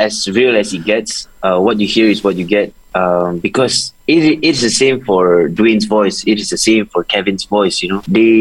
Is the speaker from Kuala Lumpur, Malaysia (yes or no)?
no; Subang Jaya, Selangor, Malaysia; And I grew up around Subang, you know, and I talk like